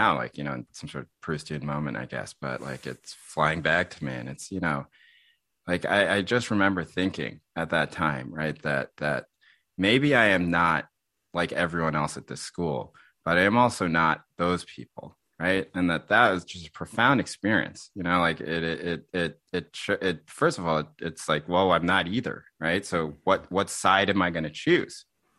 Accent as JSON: {"language": "English", "town": "Boston", "region": "Massachusetts", "country": "United States", "tie": "born or raised there", "said": "when I was 6 or 7 years old, we moved to the suburbs for a little bit in Boston."}